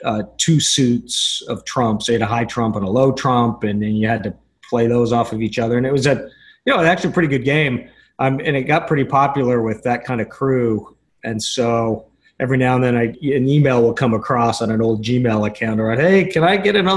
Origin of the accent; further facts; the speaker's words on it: Salt Lake City, Utah, United States; I grew up in Salt Lake, out in Utah.